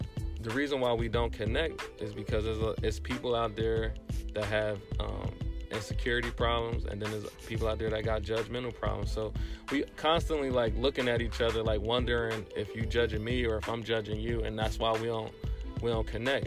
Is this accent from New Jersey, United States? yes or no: yes; Trenton, New Jersey, United States; I'm from Trenton